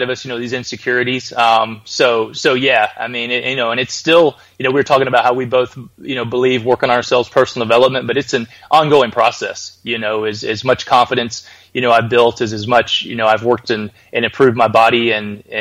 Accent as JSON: {"language": "English", "town": "Birmingham", "region": "Alabama", "country": "United States", "tie": "born or raised there", "said": "I was born in Birmingham, Alabama"}